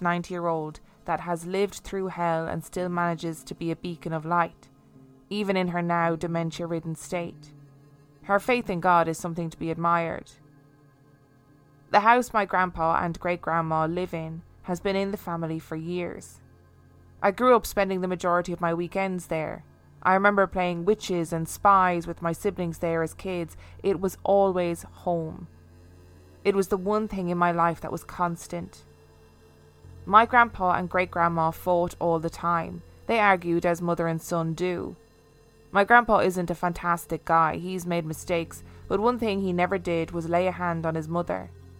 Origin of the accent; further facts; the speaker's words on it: Memphis, Tennessee, United States; I grew up in Memphis, Tennessee in the US.